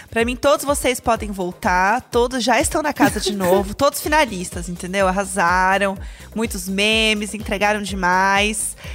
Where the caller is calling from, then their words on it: Belo Horizonte, Minas Gerais, Brazil; de Belo Horizonte, muito fã de vocês. E se eu fosse eliminado do BBB e retornasse pro jogo, como um bom mineiro